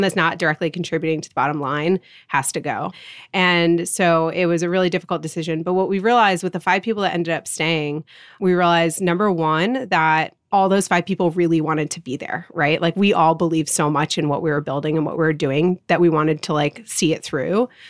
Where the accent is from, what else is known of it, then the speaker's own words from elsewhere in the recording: Rye, New York, United States; I grew up in Rye, New York. It's a suburb of New York City.